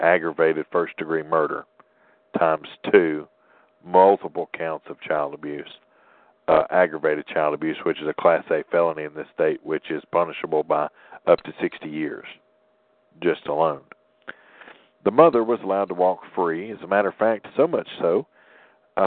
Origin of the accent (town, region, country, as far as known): Tennessee, United States; born or raised there